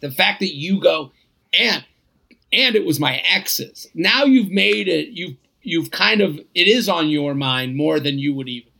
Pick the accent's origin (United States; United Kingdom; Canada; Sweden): Sweden; I was back in my hometown in Sweden for a few months before I had plans to move to the UK.